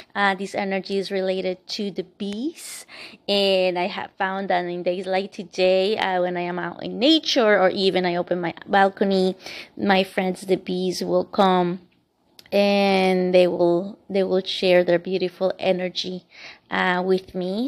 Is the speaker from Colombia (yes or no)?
yes; Bogotá, Colombia; moved away; where I lived, uh, and was born, was in the capital city